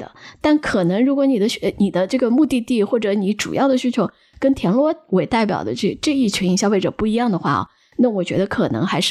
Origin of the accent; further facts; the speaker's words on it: Shanghai, China; now in Hangzhou, China; 我是应该说是。从小在上海长大的杭州人，在杭州已经三十多年了